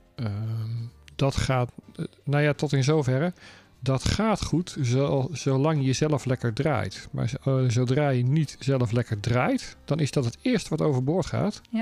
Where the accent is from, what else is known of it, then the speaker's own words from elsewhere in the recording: Netherlands; moved away; als we terug zijn in ons thuisland